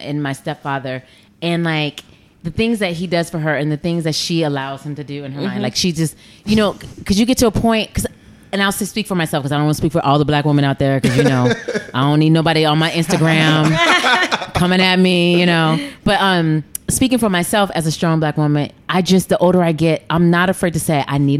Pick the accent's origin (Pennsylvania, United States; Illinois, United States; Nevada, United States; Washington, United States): Nevada, United States; Las Vegas; now in New York City, United States; I grew up in Vegas